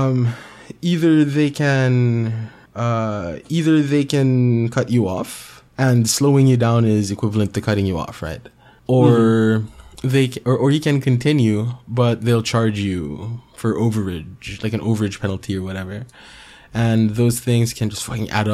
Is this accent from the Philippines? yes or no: yes; Philippines